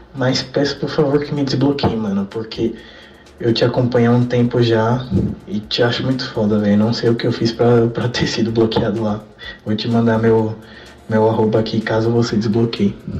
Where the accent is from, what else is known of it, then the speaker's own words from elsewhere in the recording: São Paulo, Brazil; accent: paulista; now in Pernambuco, Brazil; Com sotaque paulista, porque eu sou paulista.